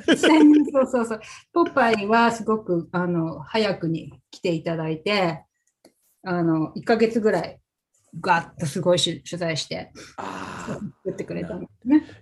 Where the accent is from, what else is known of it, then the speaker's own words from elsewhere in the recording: Fukaya, Saitama, Japan; now in Portland, United States; 私は埼玉県の深谷市というところで生ま生まれ育ちなんですけれども